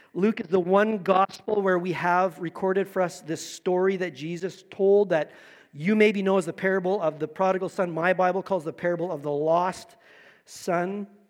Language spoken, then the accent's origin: English; Manitoba, Canada; also born or lived in Niverville, Manitoba; We started in Manitoba, lived in Niverville. I, my, all my family's from Manitoba